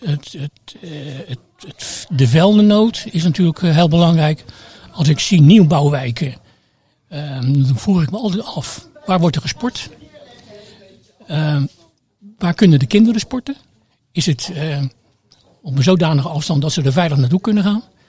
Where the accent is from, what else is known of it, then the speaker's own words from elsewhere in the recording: Rotterdam, South Holland, Netherlands; moved away as an adult; also born or lived in Amsterdam; now in Krimpen aan den IJssel, Netherlands; Ik kom uit Delfshaven